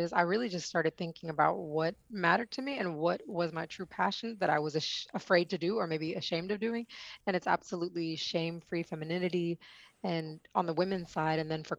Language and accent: English; India; I mean, I come from India, the land of the Kama Sutra, and we don't learn it.